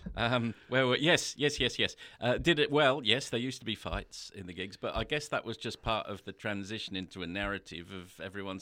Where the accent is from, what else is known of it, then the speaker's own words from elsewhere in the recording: Coventry, West Midlands, United Kingdom; Because they were from my hometown. Used to record in the pub over the road from us. That's in Coventry.